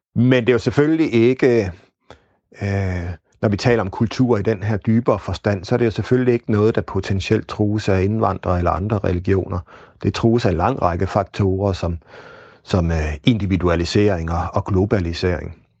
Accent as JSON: {"language": "Danish", "country": "Denmark", "said": "Vi kan tale os om os selv som, som danskere"}